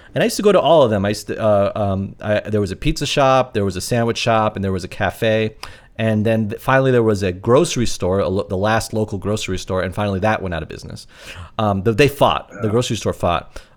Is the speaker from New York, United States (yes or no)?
yes; New York, United States; I'm a New Yorker, lifelong New Yorker.